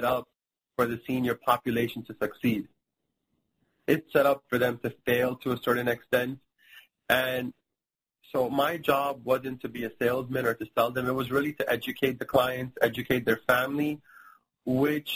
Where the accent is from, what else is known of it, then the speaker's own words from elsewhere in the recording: India; now in Miami, United States; And my mom is from India, and I'm from India